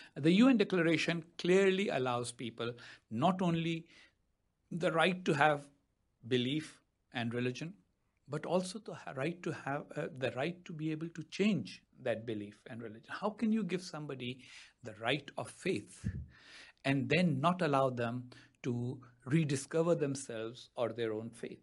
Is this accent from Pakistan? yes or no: yes; Pakistan; moved away as an adult; now in United States; I wasn't a good Pakistani official in my time as a Pakistani official because I didn't always stick to official talking points, which is why now I live in the United States in exile